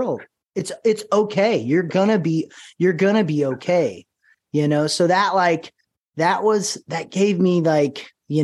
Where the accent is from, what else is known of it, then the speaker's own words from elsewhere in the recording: Paris, Texas, United States; I'm from Paris, Texas, raised here, and I still live here.